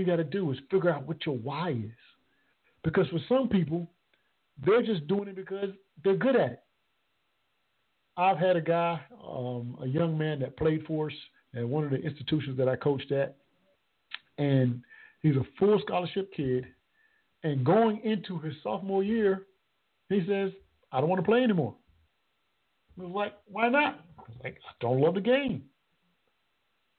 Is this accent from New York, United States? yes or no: no; Conway, South Carolina, United States; my hometown, Conway, South Carolina.